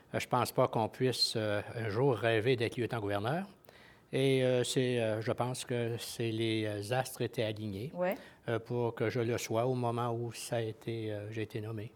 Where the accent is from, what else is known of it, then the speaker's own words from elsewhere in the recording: Quebec, Canada; je suis lieutenant-gouverneur du Québec